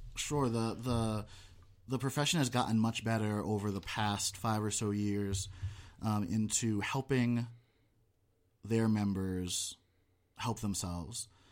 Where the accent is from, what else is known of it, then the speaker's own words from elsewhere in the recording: Connecticut, United States; moved away as an adult; also born or lived in Boston / Missouri; now in Nevada, United States; I was born and raised in Connecticut.